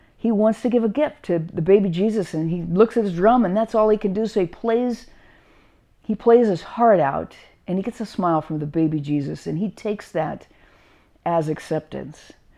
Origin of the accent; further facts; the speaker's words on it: Carlsbad, California, United States; when we were growing up in Carlsbad, uh, my brothers and sisters and I, it didn't, didn't snow in Carlsbad